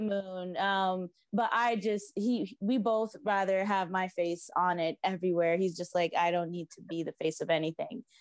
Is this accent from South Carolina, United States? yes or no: no; South Florida, United States; I grew up in South Florida. I'm a beach baby.